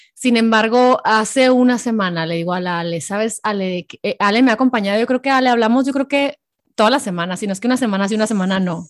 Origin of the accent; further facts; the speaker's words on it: Hermosillo, Sonora, Mexico; moved away; Hermosillo, Sonora, de donde yo soy